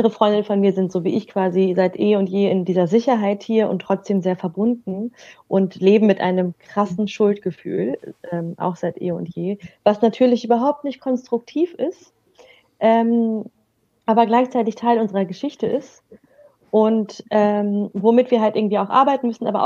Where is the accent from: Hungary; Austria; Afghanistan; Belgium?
Afghanistan; Was ich nämlich gewohnt bin als Afghanin, dass ich sehr viel Solidarität habe mit äh, anderen äh, betroffenen Menschen